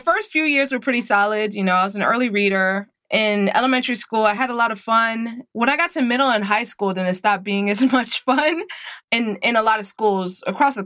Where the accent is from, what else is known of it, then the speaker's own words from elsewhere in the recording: Alexandria, Virginia, United States; now in Woodbridge, United States; I'm born and raised in Alexandria, Virginia.